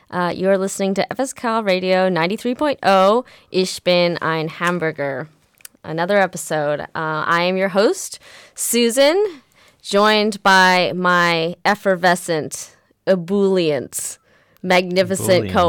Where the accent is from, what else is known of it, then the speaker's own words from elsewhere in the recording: United States; I'm American, and even I got annoyed